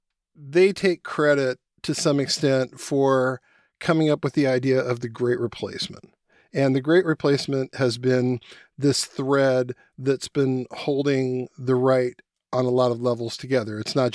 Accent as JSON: {"language": "English", "town": "Spokane", "region": "Washington", "country": "United States", "tie": "born or raised there", "said": "I'm about 10 years older than she is. And I remember growing up in Spokane, Washington"}